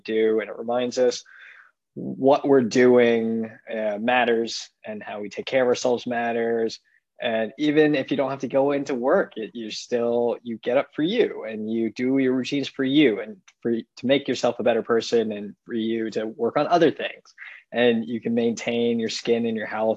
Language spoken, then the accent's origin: English; San Francisco, California, United States; moved away as an adult; also born or lived in Los Angeles / East Coast; now in Chicago, United States; And so I grew up in California, grew up in San Francisco, went to school in LA, and then went out to the East Coast for medical school. And then now I'm in Chicago.